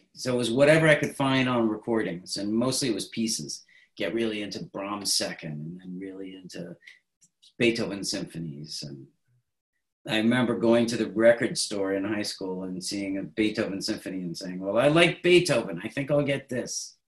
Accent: Williamstown, Massachusetts, United States; Williamstown, Massachusetts. Population 6,000.

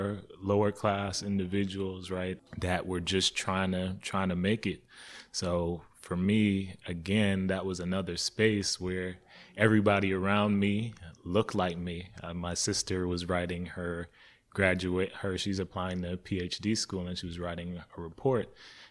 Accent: Jamaica; moved away; Even growing up in Jamaica for the years, I thought we were pretty well off. And then coming here and being on like food stamps initially

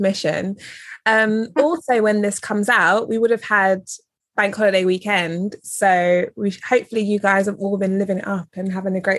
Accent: England, United Kingdom; I'm here recording from crusty England. Actually, no, I'm not even going to slate my home country.

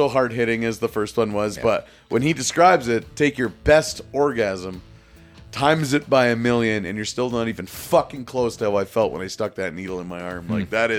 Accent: United States; I'm from USA.

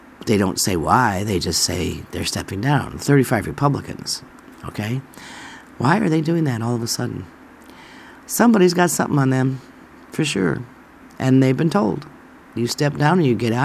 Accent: New York, United States; moved away as an adult; now in Alabama, United States; I'm from New York. I spent most of my life there

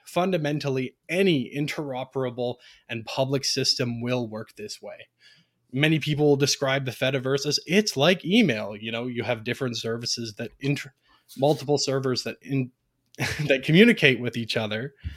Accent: Ontario, Canada; I'm a Canadian, as has been mentioned, born and raised in Ontario, Canada

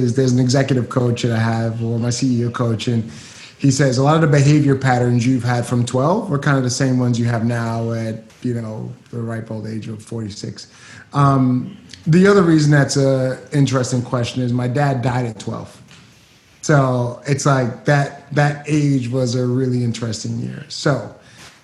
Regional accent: New York City, New York, United States; moved away as an adult; also born or lived in Atlanta, Georgia; from Brooklyn, New York. Grew up there. East New York, place called Star City

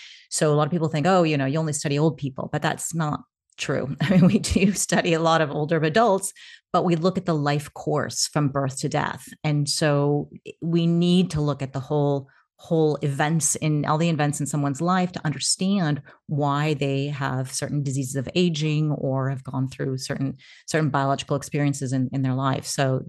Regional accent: United States; now in Portugal; And I am American-Ukrainian. I am also a nomad. So although you know it's hard to pin me down, today I'm in Portugal.

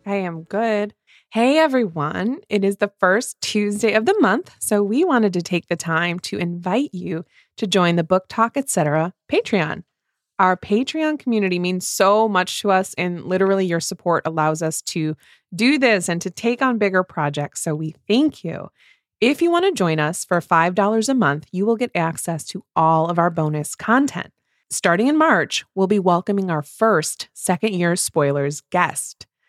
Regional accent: Midwest, United States; two Midwest mood readers

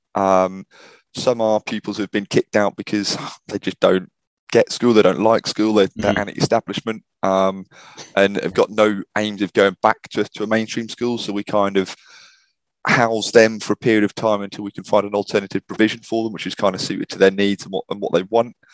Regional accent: Norwich, East of England, United Kingdom; also born or lived in New Zealand; currently based in, in Norwich, back in my, my hometown

